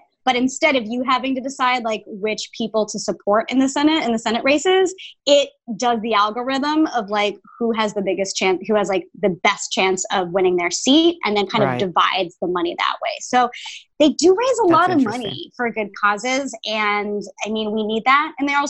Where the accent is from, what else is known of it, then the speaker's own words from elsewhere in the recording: Tampa, Florida, United States; moved away; I'm from Florida